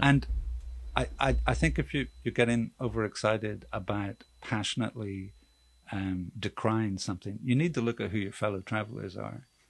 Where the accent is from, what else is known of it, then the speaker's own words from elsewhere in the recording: Belfast, Northern Ireland, United Kingdom; I'm from Belfast and I'm I'm a I'm a working class Catholic